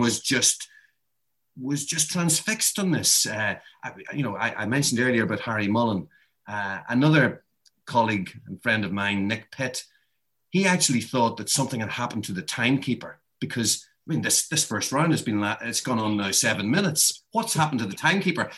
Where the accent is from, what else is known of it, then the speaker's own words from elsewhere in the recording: Ireland; I'm Irish